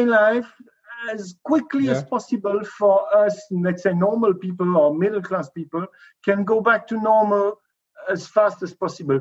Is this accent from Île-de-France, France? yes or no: no; near the tri-border area of France, Germany and Switzerland, Grand Est, France; moved away; I was born near the Dreiländer Ecke between France, Germany, and Switzerland